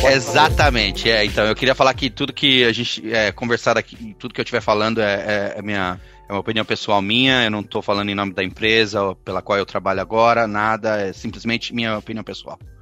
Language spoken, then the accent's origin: Portuguese; Diadema, São Paulo, Brazil; moved away as an adult; also born or lived in São Caetano do Sul / Santo André; now in New York, United States; eu nasci em São Caetano, meu pai é, é engenheiro projetista, minha mãe era do lar, eu tive uma vida muito complicada em Diadema, fui criado criado na, na favela